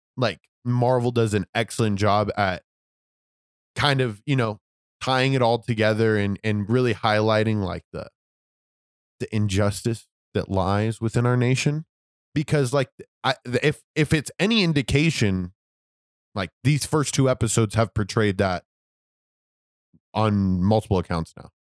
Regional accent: United States; I was born in America

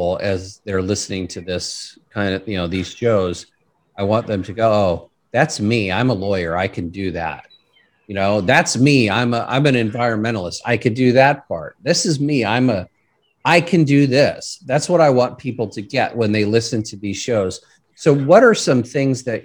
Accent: California, United States; I remember growing up in my hometown and you couldn't see the mountain in front of you

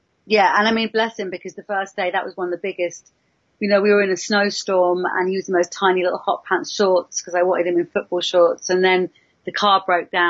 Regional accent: London, United Kingdom; I'm from London

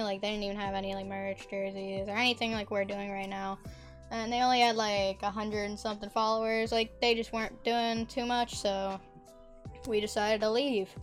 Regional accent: Florida, United States; I'm 15, I'm from Florida

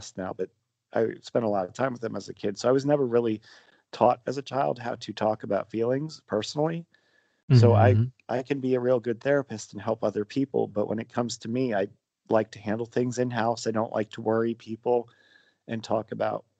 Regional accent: Pennsylvania, United States; I grew up in what in Pennsylvania they call a Pennsylvania Dutch family

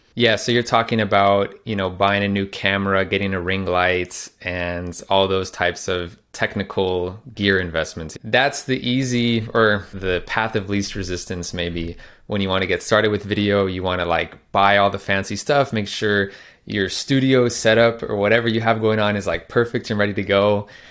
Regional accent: Phoenix, Arizona, United States; moved away as an adult; also born or lived in Netherlands; I am actually in my hometown of Phoenix, Arizona in the U S, in the room that I grew up

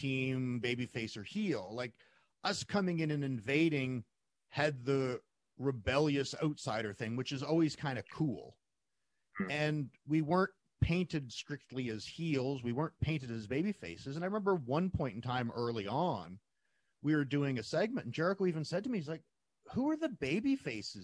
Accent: Calgary, Alberta, Canada; in my hometown

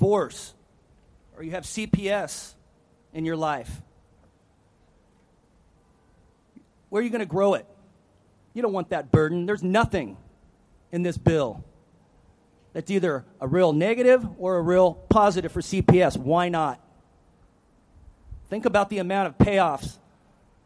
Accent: Monterey County, California, United States; also born or lived in Oregon; my hometown of Monterey County

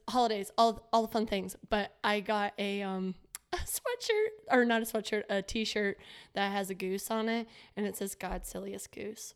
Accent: Florida, United States; growing up in Florida

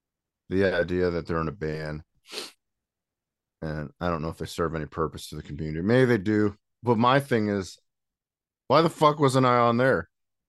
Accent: Goshen, United States; I was born and raised in Goshen, still live here.

